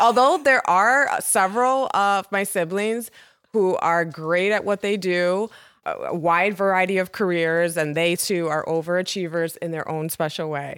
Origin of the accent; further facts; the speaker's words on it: Chicago, Illinois, United States; also born or lived in Hartford, Connecticut; I'm a Chicago native